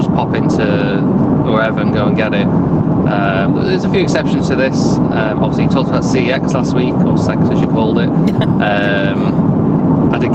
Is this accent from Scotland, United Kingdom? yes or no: no; Blackpool, North West England, United Kingdom; I grew up in Blackpool.